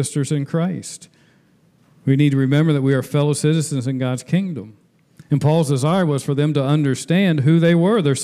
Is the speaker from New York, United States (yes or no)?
no; Marymount, Ohio, United States; the moment I was born in Marymount, Ohio, I became a citizen of the United States